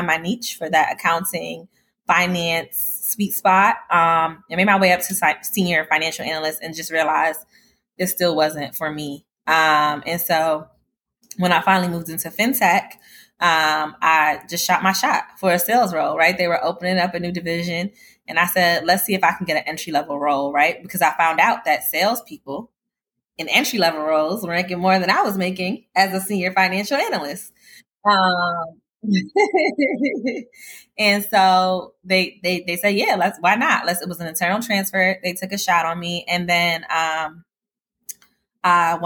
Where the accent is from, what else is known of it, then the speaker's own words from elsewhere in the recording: New York City, New York, United States; moved away; I'm originally from Brooklyn, New York